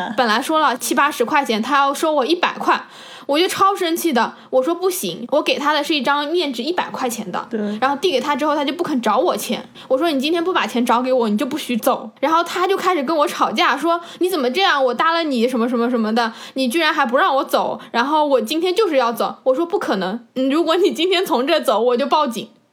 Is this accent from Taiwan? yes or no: no; China; 我说我是从中国来的